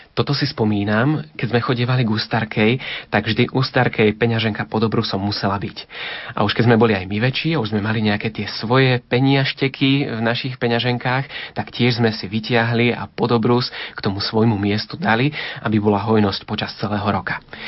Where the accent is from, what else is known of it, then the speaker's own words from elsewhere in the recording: Liptovský Mikuláš, Žilina Region, Slovakia; zostávali sme už doma v Liptovskom Mikuláši